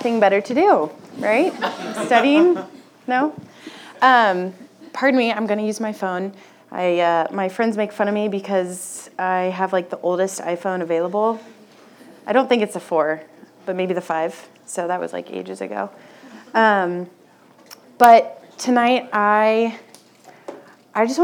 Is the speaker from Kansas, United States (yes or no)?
yes; Wichita, Kansas, United States; I grew up in Wichita, and I went to a Catholic school my whole life